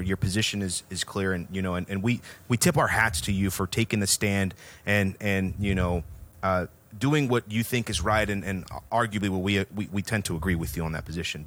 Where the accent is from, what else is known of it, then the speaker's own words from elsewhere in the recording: Houston, Texas, United States; we're from Houston